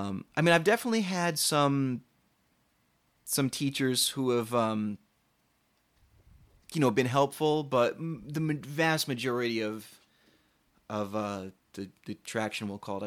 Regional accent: Hartford, Connecticut, United States; moved away as an adult; also born or lived in Boston / New York; So I was born in Hartford, Connecticut.

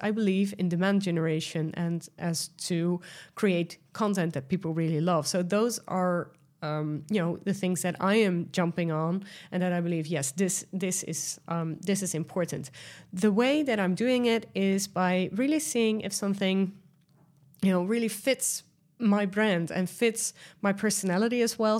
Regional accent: Netherlands; accent: Dutch; English is a second language; I am Dutch, as you might hear from my accent

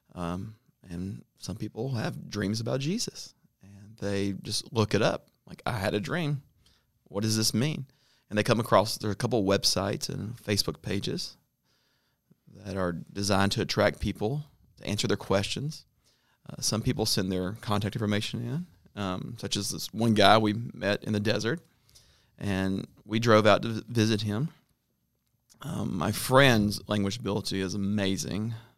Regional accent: Atlanta, Georgia, United States; moved away as an adult; now in North Africa; I grew up in Atlanta

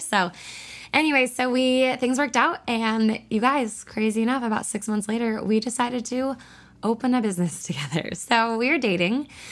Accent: about an hour north of Seattle, Washington, United States; I'm up from about an hour north of Seattle. So, we actually moved back to my hometown

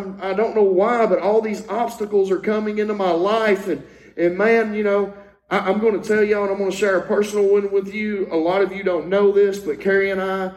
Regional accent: Louisiana, United States; I had the privilege of growing up in Louisiana

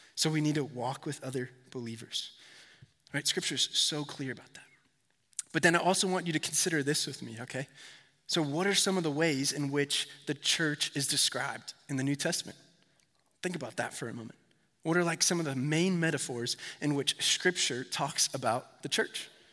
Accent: Connecticut, United States; I'm from Connecticut

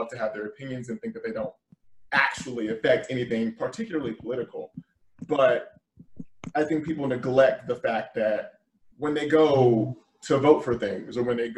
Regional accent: Georgia, United States; just against the idea that I was actually from Georgia.

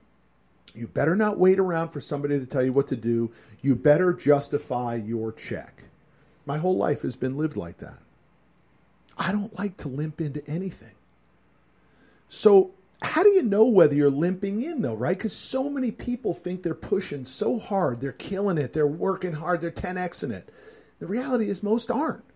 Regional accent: Connecticut, United States; The restaurant was called the Black Goose Grill in my hometown in Connecticut.

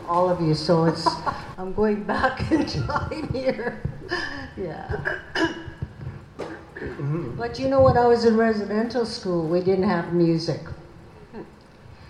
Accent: Canada; I'm Cree from the South Lake Indian Reserve

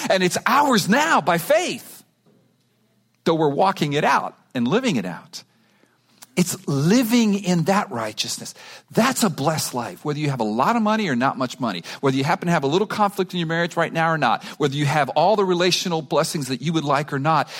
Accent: Miami, Florida, United States; I grew up in Miami.

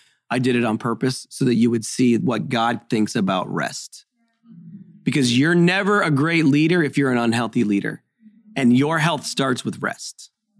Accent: Haiti; I'm a missionary kid. I grew up in Haiti.

